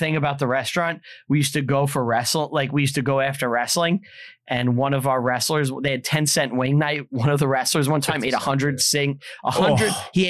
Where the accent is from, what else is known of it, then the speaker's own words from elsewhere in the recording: New York City, New York, United States; where we grew up in Staten Island